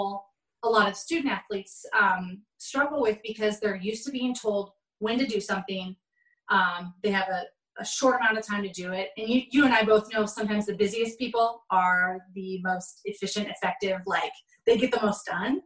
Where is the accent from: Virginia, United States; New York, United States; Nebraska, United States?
Nebraska, United States; Omaha; moved away; my hometown, Omaha, Nebraska